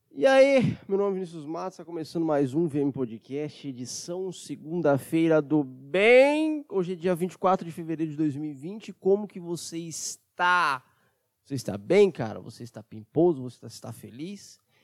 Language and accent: Portuguese; Brazil; Eu sou brasileiro